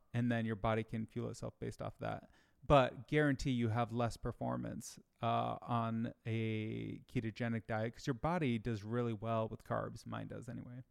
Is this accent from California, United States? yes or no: no; Michigan, United States; I grew up in Michigan